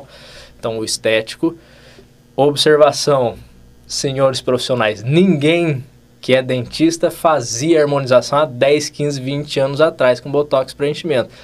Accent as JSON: {"language": "Portuguese", "town": "Cachoeira Paulista", "region": "São Paulo", "country": "Brazil", "said": "sou de Cachoeira Paulista, uma cidadezinha do Vale do Paraíba, 30 e poucos mil habitantes. Então me formei e voltei para minha cidade"}